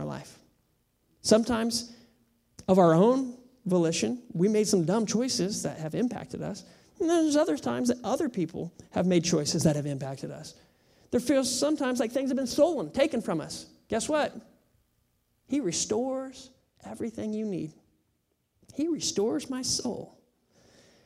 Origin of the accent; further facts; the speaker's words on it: United States; I am American.